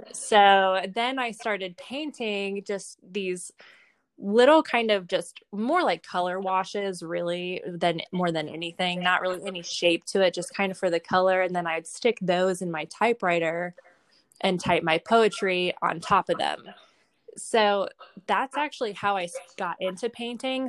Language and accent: English; Indianapolis, Indiana, United States; also born or lived in Michigan / Nashville, Tennessee; we moved to Indiana when I was pretty young, and I've lived here most of my life. So I I went to school here.